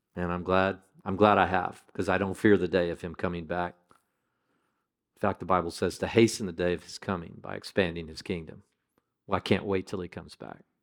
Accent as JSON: {"language": "English", "country": "United States", "said": "as an American"}